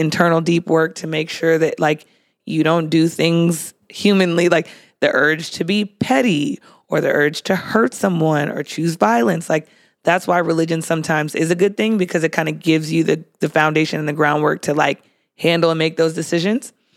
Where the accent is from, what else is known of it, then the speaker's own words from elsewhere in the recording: San Diego, California, United States; I grew up in San Diego.